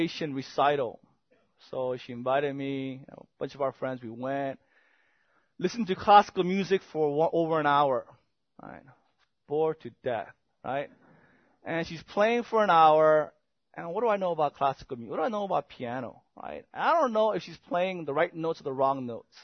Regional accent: South Korea; moved away; I remember growing up in Korea

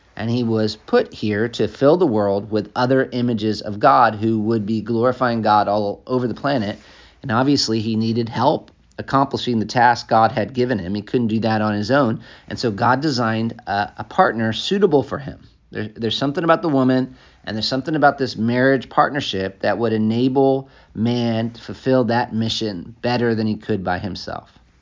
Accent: United States; moved away as an adult; also born or lived in Africa; as an American

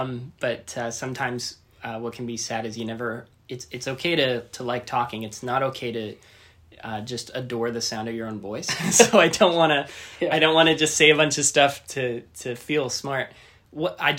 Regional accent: Canada; moved away as an adult; now in Orange County, United States; I am from Canada

